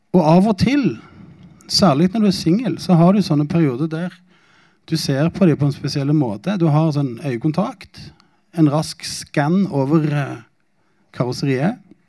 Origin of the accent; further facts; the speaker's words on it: Norway; jeg er jo norsk